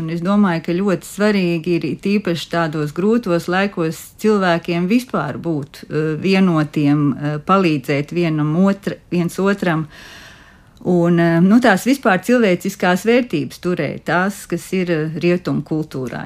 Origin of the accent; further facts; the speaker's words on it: Latvia; es nāku no Latvijas